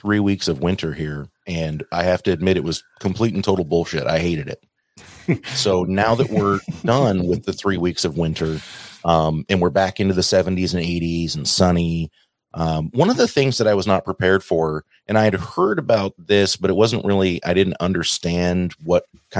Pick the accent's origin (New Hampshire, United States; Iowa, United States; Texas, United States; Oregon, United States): Oregon, United States; moved away as an adult; now in Florida, United States; I'm actually reaching the point where I've stopped telling people that I'm from Oregon.